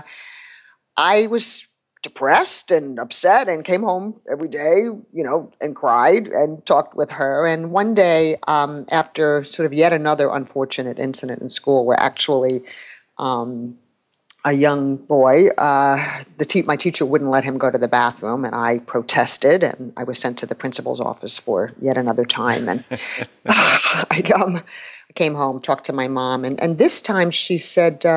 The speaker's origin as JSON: {"language": "English", "town": "New York City", "region": "New York", "country": "United States", "tie": "born or raised there", "said": "I'm from New York City and have lived here all my life."}